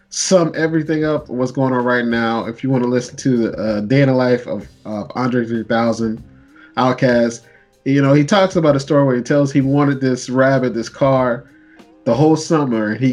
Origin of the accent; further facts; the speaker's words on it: Canada; I, speak French. Yes, I am Canadian.